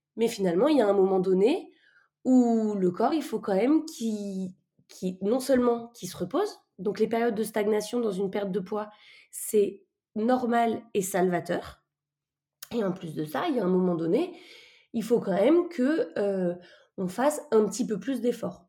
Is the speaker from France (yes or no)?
yes; France; on est français